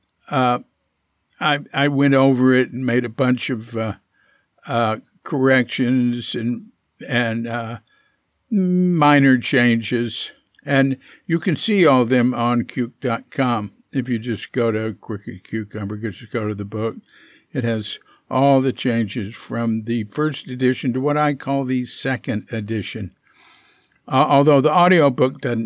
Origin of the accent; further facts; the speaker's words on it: United States; we kept being Americans.